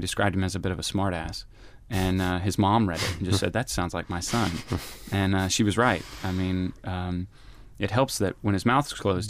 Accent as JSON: {"language": "English", "town": "Little Rock", "region": "Arkansas", "country": "United States", "tie": "born or raised there", "said": "I just grew up in the suburbs of Little Rock, and I went to the multiplexes, and I grew up on Spielberg."}